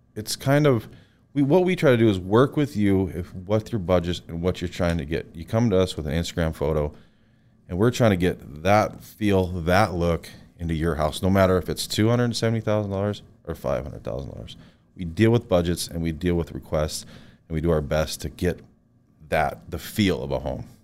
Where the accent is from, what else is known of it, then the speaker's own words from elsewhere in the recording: Williston, North Dakota, United States; moved away as an adult; now in Bismarck, United States; I was born in North Dakota in Williston. I yeah. grew up there.